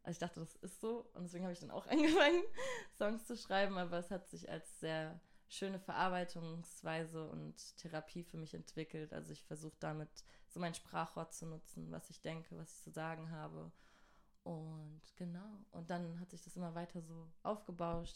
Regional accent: Mannheim, Baden-Württemberg, Germany; also born or lived in Göppingen; Ich bin aus Mannheim

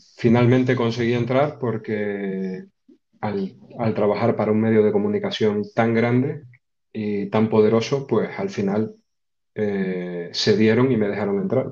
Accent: Canary Islands, Spain; soy mucho menos conocido, no sé si querido, pero mucho menos conocido en mi tierra, aquí en Canarias

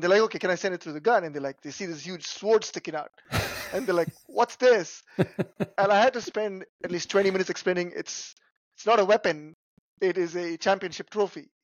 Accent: Chennai, Tamil Nadu, India; moved away as an adult; also born or lived in Northeast United States / Chicago, United States; now in United States; I grew up in India. I came here when I was about 20 years old

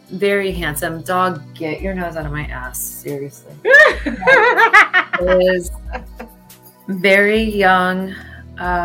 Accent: Texas, United States; I'm from Texas

